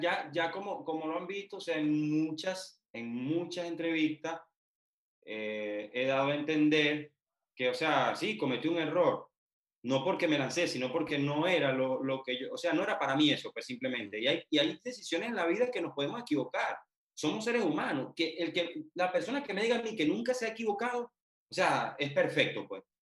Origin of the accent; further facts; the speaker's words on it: Venezuela; moved away as an adult; now in Poland; yo soy venezolano, sí, yo estoy en un país extranjero.